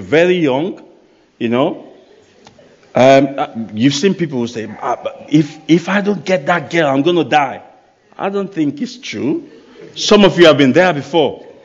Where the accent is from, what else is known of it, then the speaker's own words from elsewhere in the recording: Nigeria; moved away; I come from Nigeria. And in Nigeria, there's no pension system. So you got to take care of yourself when you are young. Otherwise, later in life, you might struggle. So I grew up with that mindset.